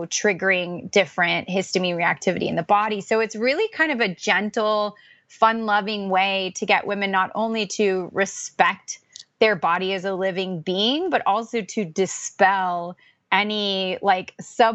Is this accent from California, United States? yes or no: yes; Orange County, California, United States; now in Pacific Northwest, United States; I grew up in Orange County, California